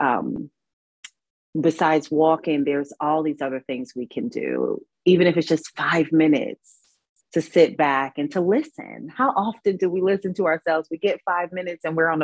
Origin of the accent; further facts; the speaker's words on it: New York City, New York, United States; moved away as an adult; now in North Carolina, United States; I'm here in North Carolina at this time, but I'm from New York. I'm a New Yorker